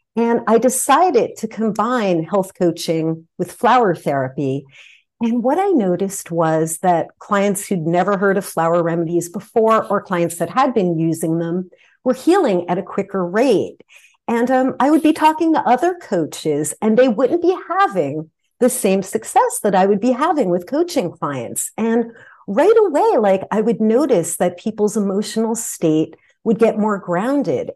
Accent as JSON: {"language": "English", "region": "New Jersey", "country": "United States", "tie": "born or raised there", "moved": "yes", "lives_now": "California, United States", "said": "I grew up in New Jersey on the East Coast"}